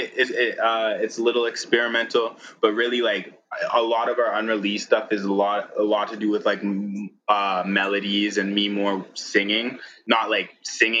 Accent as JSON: {"language": "English", "town": "Regina", "region": "Saskatchewan", "country": "Canada", "tie": "born or raised there", "moved": "yes", "lives_now": "Calgary, Canada", "said": "Regina, Saskatchewan, my hometown"}